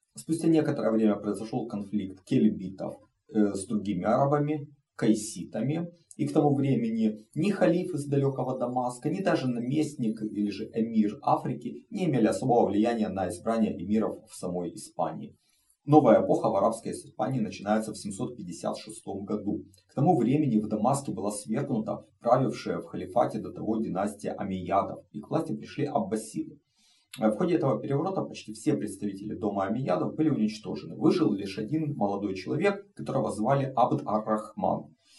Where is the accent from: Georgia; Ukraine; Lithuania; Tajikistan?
Ukraine; moved away as an adult; Россия напала на мою страну, Украина в огне, а, мой родной город под бомбежками